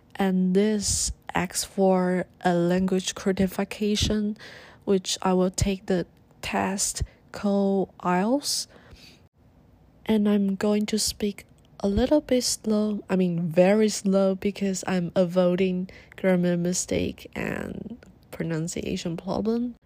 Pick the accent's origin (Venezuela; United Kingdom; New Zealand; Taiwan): Taiwan; I told her I'm from Taiwan and I speak Chinese